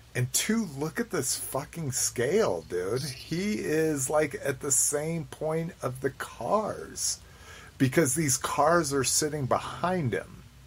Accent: United States; as an American

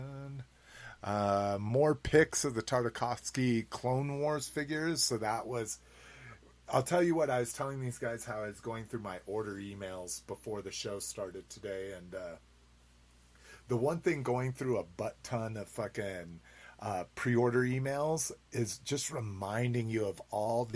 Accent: New Mexico, United States; now in Colorado, United States; Growing up in New Mexico

